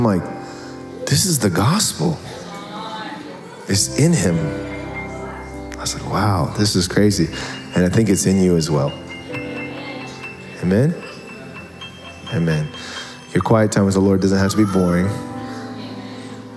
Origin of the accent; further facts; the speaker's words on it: Tacoma, Washington, United States; I grew up in Tacoma